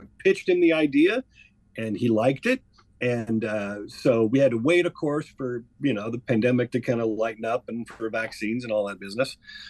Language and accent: English; Iowa, United States; now in Omaha, United States; we're both from Iowa.